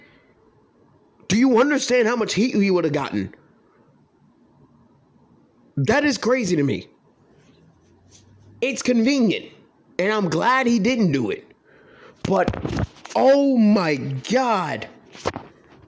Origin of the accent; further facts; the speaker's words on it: United States; As an American